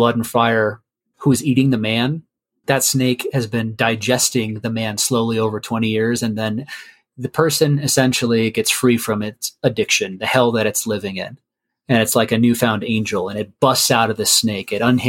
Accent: Colorado, United States; also born or lived in Rio Grande Valley, Texas; So I grew up in Colorado, but I also grew up down in the Rio Grande Valley of South Texas.

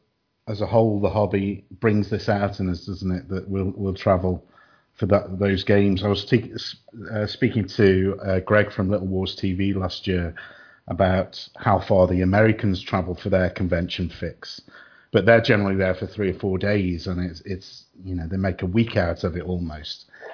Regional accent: Southampton, South East England, United Kingdom; born there; mentioned before we started that although I've lost the accent or never had the accent, actually, I was born in Southampton.

